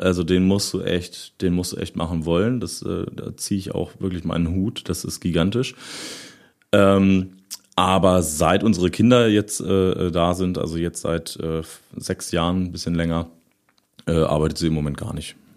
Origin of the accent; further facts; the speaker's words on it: Osterode am Harz, Lower Saxony, Germany; Ich bin äh, in Osterode geboren, aber dann so, so äh, zwei, drei Kilometer außerhalb irgendwie aufgewachsen